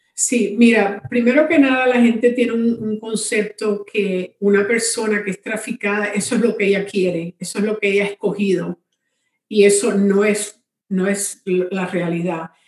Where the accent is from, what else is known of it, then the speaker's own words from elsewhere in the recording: Cuba; now in Miami, United States; yo vivo en Miami, Florida, soy cubana, pero he estado en Miami por muchos años